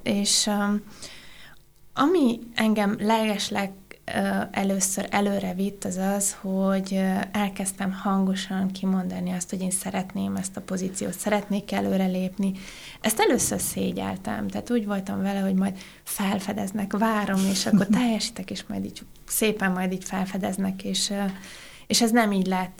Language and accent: Hungarian; Oradea, Bihor County, Romania; moved away as an adult; also born or lived in Budapest, Hungary; now in Germany; Én Nagyváradon születtem, és Budapestre az egyetem után jöttem